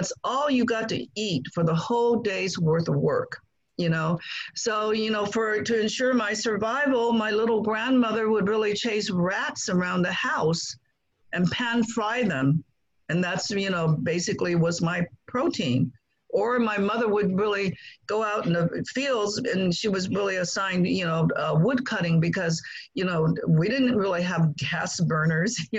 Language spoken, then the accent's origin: English; Guangdong, China; now in United States; I grew up in China, not ever having met my father